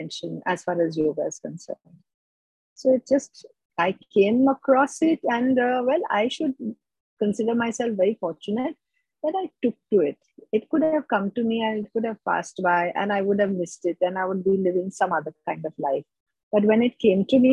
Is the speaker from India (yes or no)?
yes; India; now in Mumbai, India; being an Indian